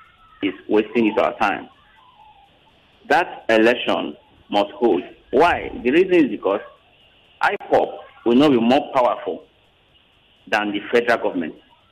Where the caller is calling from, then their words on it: Magodo, Lagos, Nigeria; Yes, I'm calling you from Shanisha Magodo.